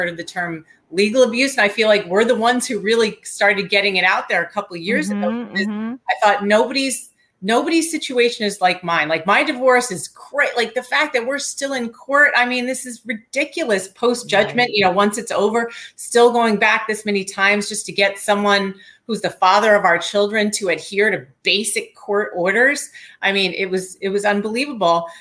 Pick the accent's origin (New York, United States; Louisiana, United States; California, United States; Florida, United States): New York, United States; I'm a New Yorker